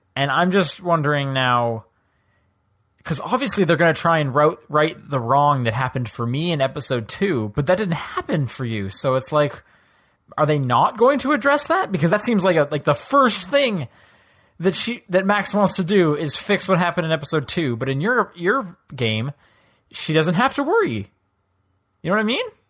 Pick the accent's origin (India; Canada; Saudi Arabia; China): Canada; now in United States; I'm from Canada.